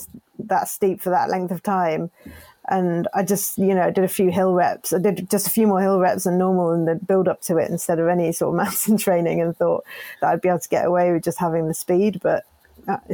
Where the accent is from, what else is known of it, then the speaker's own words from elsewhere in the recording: Cornwall, South West England, United Kingdom; growing up in Cornwall